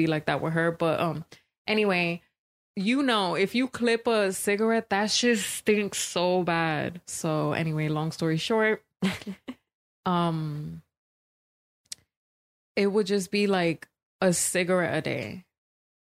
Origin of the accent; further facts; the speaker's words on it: New York, United States; growing up in New York